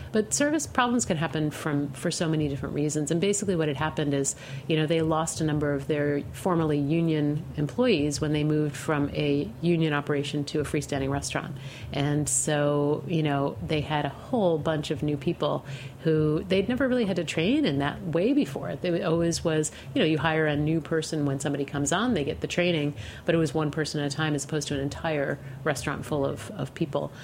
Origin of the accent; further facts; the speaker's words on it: Western New York State, United States; moved away as an adult; also born or lived in Amherst, Massachusetts; I grew up in Western New York State between Rochester and Buffalo